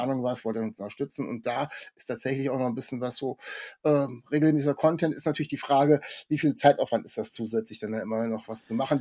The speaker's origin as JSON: {"language": "German", "town": "Kassel", "region": "Hesse", "country": "Germany", "said": "ich komme aus Kassel oder Nähe Kassel"}